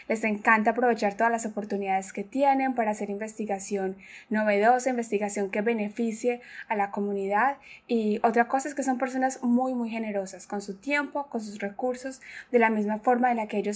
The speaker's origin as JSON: {"language": "Spanish", "area": "Paisa region", "region": "Antioquia", "country": "Colombia", "moved": "yes", "said": "yo soy paisa también"}